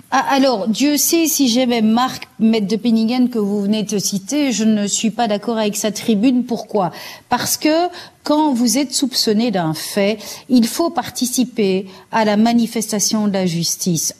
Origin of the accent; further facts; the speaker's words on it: Belgium; en Flandre, chez nous, en Belgique